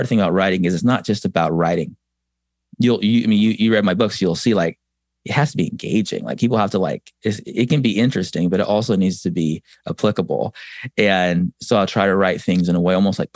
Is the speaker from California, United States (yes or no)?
yes; San Diego, California, United States; moved away; I'm from San Diego originally